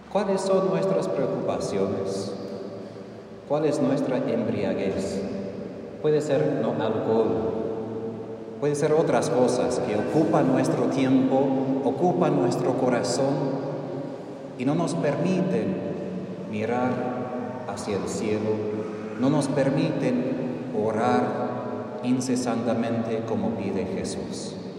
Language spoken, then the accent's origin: Spanish; Texas, United States; moved away; Yo soy del norte, yo soy de Texas